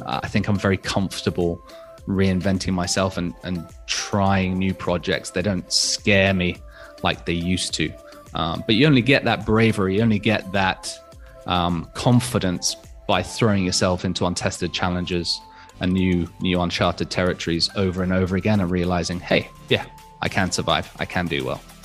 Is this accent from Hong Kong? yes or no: yes; Hong Kong; I was born and raised in Hong Kong as a, as a fairly typical international school kid.